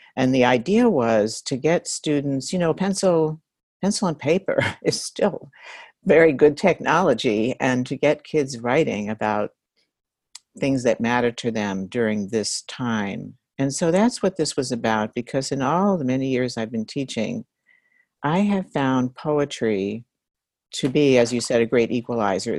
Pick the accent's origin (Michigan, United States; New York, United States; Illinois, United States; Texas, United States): New York, United States; I'm from New York and I grew up reading that newspaper